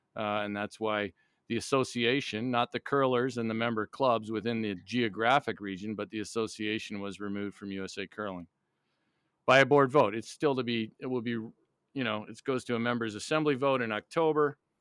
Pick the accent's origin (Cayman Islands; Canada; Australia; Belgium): Canada; Niagara Falls, Ontario; moved away as an adult; also born or lived in North Vancouver, British Columbia / Montreal; now in United States; I was born in, in, uh, North Vancouver in, in British Columbia, but I grew up in Niagara Falls, Ontario, right on the border